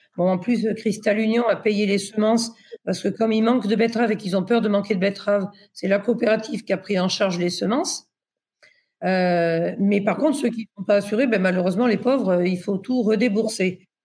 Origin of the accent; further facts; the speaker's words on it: Pays de la Loire, France; je suis du Maine-et-Loire. Et le Maine-et-Loire, c'est un grand département de vin.